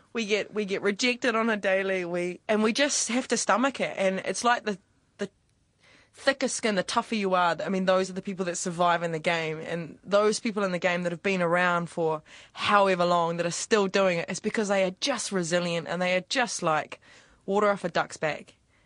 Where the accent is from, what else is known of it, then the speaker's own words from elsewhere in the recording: New Zealand; accent: New Zealand; I made my New Zealand accent as sort of fresh as possible, like that I was from out west, actually.